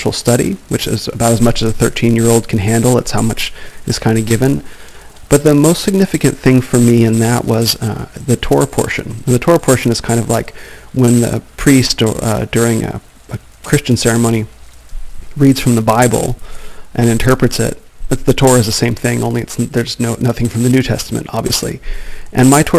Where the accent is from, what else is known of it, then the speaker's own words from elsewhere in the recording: Phoenix, Arizona, United States; I was born in Phoenix, where I live now